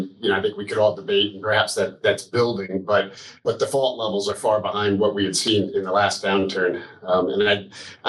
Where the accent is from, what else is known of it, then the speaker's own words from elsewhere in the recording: Armonk, New York, United States; I grew up in Armonk, New York